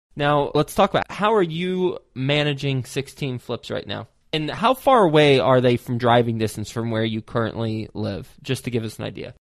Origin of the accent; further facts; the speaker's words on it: Texas, United States; I am from Texas